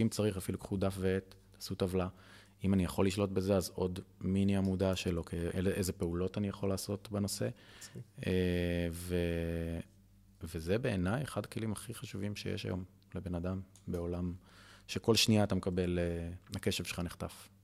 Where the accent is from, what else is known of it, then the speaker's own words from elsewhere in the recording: Ra'anana, Central District, Israel; moved away as an adult; also born or lived in Tel Aviv; now in Kfar Vitkin, Israel; אני מרעננה